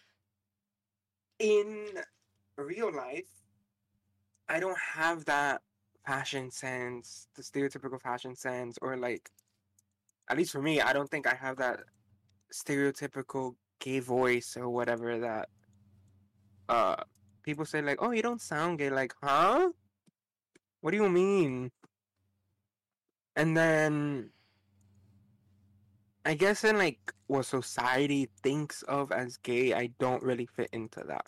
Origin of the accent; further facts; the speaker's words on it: Miami, Florida, United States; I am from Miami. So there is a lot of us down here